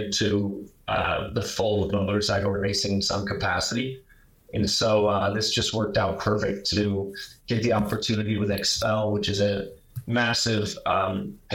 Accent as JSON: {"language": "English", "town": "Columbus", "region": "Ohio", "country": "United States", "tie": "born or raised there", "moved": "as an adult", "lives_now": "Indianapolis, United States", "said": "I'm a Columbus boy. I mean, I grew up in Columbus, Ohio."}